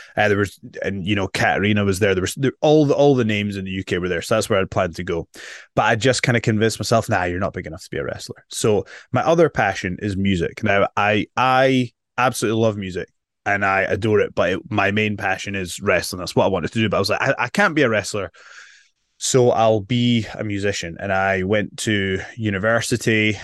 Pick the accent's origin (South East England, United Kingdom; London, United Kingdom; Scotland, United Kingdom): Scotland, United Kingdom; Edinburgh; I'm from Edinburgh, Scotland